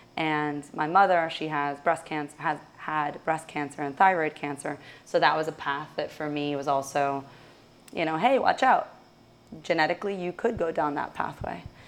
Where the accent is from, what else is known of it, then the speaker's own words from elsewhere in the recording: Russia; moved away; I'm originally from Russia